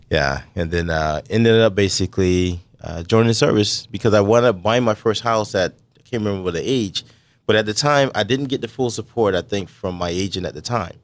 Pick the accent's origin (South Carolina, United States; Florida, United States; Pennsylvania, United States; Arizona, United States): South Carolina, United States; also born or lived in Brooklyn, New York; now in San Diego, United States; being raised in South Carolina